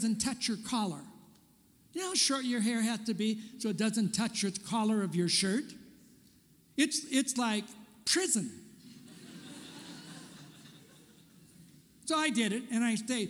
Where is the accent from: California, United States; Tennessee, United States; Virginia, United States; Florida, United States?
California, United States; moved away as an adult; also born or lived in Portland; I'm a Californian, born and raised in California.